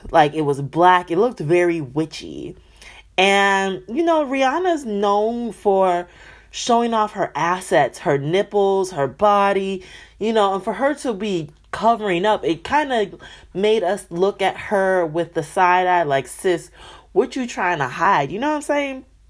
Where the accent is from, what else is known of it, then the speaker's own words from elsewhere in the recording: Michigan, United States; my hometown, my home state, Michigan